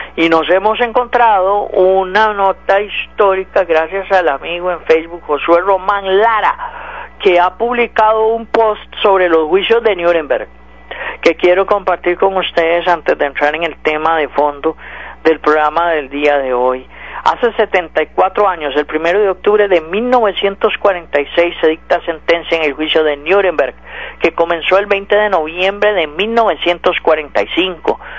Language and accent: Spanish; Costa Rica; como costarricense